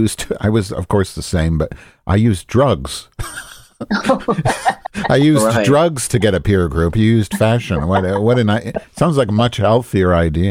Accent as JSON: {"language": "English", "town": "Chicago", "region": "Illinois", "country": "United States", "also_born_or_lived": "Eindhoven, Netherlands / Paris, France / Florida", "moved": "as an adult", "said": "I live in Chicago now, but Chicago's my home. I always come back here, but I try to leave. I did live in the Netherlands for almost 2 years, and I established myself there."}